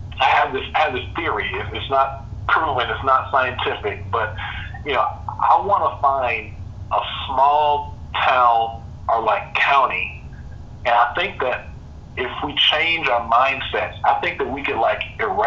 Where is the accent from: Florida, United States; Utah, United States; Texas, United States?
Texas, United States; as a Texan and a very, very proud Texan, but like profoundly proud